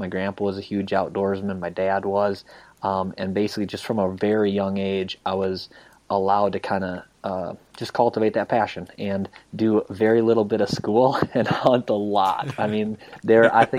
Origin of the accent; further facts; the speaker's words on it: Iowa, United States; I grew up obviously in Iowa